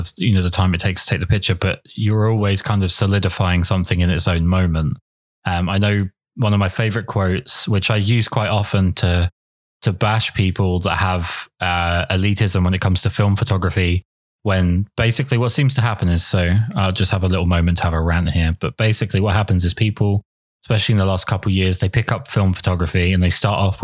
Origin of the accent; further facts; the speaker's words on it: England, United Kingdom; I'm English